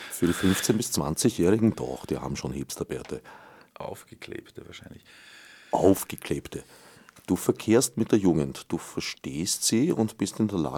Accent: Vienna, Austria; Du denkst sehr viel an den Tod. Äh, ich bin Wiener.

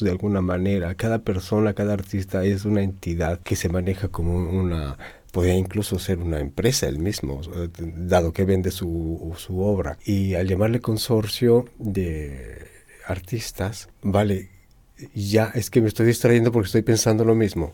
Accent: Mexico; soy mexicano

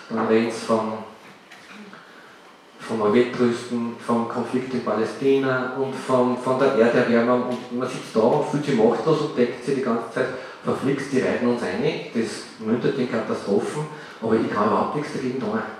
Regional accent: Upper Austria, Austria; Ich sage es ganz offen, bei uns im Salzkammergut gibt es solche Dinge kaum

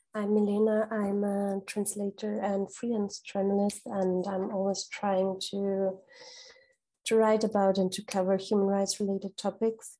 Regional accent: Kenya; now in Graz, Austria; I am from Kenya but living in Graz

